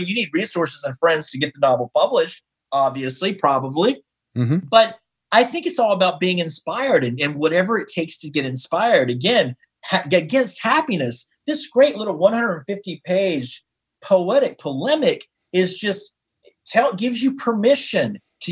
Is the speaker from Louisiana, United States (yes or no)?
no; Taylorsville, North Carolina, United States; now in New York, United States; in my hometown of Taylorsville, North Carolina